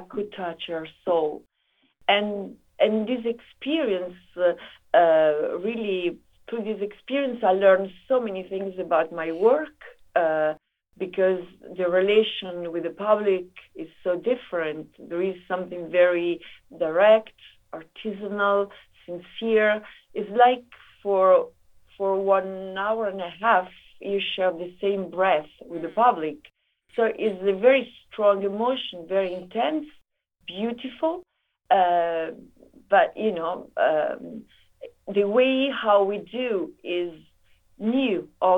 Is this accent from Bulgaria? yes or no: no; Italy; I come from Italy